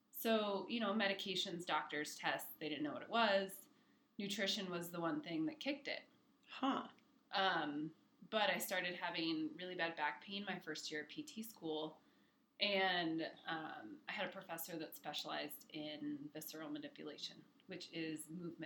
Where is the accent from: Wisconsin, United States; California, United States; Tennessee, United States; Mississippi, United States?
California, United States; Torrance; moved away as an adult; now in Denver, United States; I grew up in California, Torrance